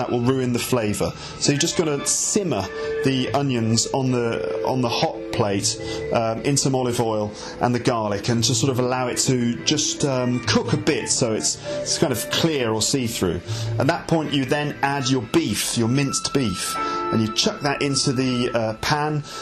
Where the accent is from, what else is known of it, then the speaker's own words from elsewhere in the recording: England, United Kingdom; I'm really English